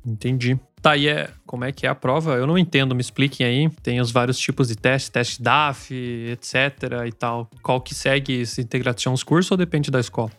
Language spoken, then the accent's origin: Portuguese; Brazil; now in Germany; como brasileiros